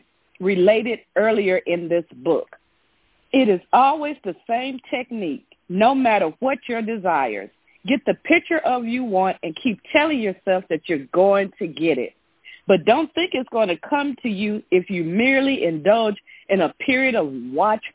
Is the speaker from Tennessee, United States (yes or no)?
yes; Memphis, Tennessee, United States; I'm from Memphis, Tennessee